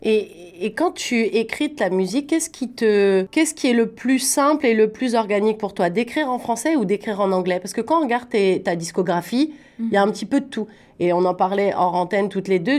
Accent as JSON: {"language": "French", "country": "France", "moved": "yes", "lives_now": "Canada", "said": "Moi, je viens de France"}